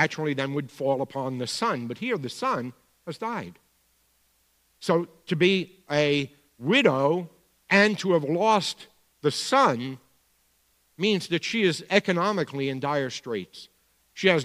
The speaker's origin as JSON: {"language": "English", "town": "New York City", "region": "New York", "country": "United States", "accent": "Bronx", "said": "my Bronx accent"}